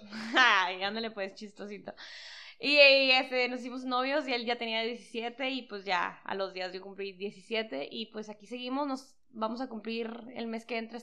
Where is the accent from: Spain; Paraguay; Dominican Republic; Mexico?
Mexico; San Luis Río Colorado, Sonora; somos de Sonora